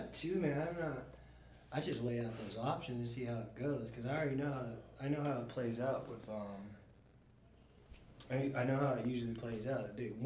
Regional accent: Dallas, Texas, United States; also born or lived in Philadelphia, Pennsylvania / Savannah, Georgia; I was born in Philly, but I grew up in Dallas, Texas.

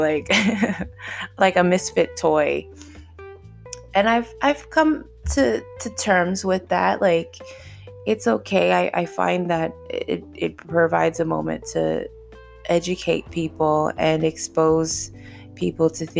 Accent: Indianapolis, Indiana, United States; I'm from Indianapolis, Indiana

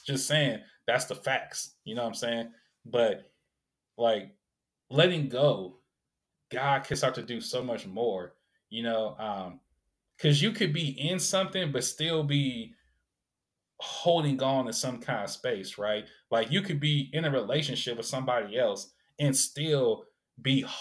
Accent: Sacramento, California, United States; So many good memories I have of my upbringing growing up in South Sac

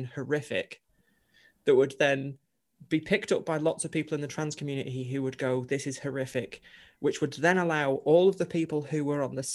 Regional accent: Chorley, North West England, United Kingdom; I grew up in Chorley in Lancashire

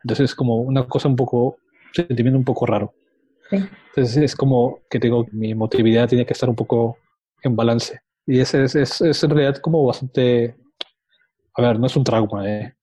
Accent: Lima, Peru; moved away as an adult; now in Valencia, Spain; En Lima, yo soy de Perú. Ah. Viví ahí hasta el 2003, que me mudé a Palencia.

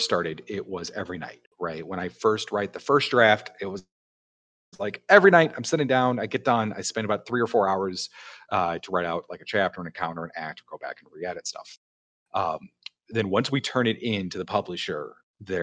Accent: Chicago, Illinois, United States; I'm from Chicago

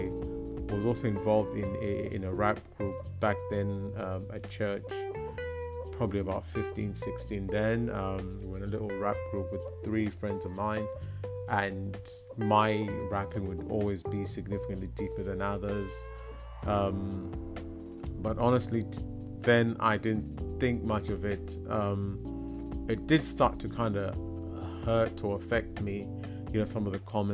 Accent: Zimbabwe; moved away; I grew up in Zimbabwe

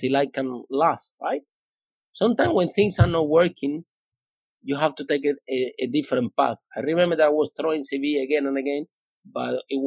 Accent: Cuba; English is a second language; moved away as an adult; also born or lived in Spain; now in London, United Kingdom; I came from Cuba.

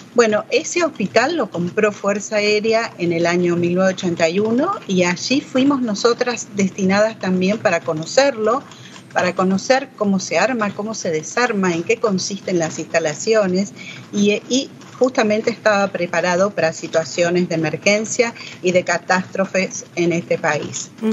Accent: Villa María, Córdoba, Argentina; soy de Villa María, ciudad de Córdoba, de la provincia de Córdoba, estudié allí enfermería profesional

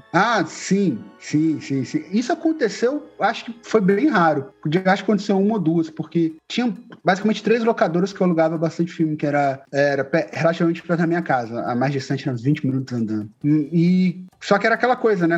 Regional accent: Resende, Rio de Janeiro, Brazil; also born or lived in Juiz de Fora; now in Natal, Brazil; eu nasci e cresci na cidade de Resende, que é no interior do Rio de Janeiro

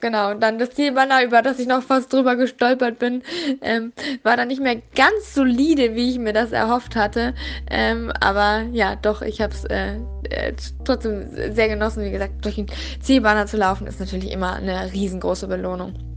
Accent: Berlin, Germany; als Berlinerin in Berlin

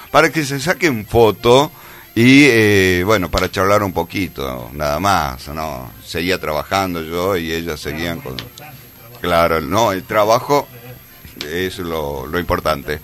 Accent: Tucumán, Argentina; also born or lived in Cruz Alta / Alderetes / La Banda; nací acá en Tucumán. Eh, bueno, viví en el Empalme

